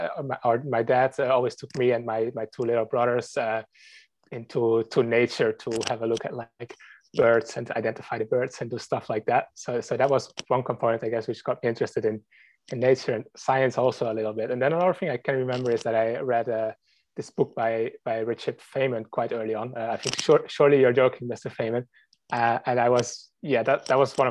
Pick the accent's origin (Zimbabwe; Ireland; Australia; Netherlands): Netherlands; I grew up in the Netherlands, where I'm from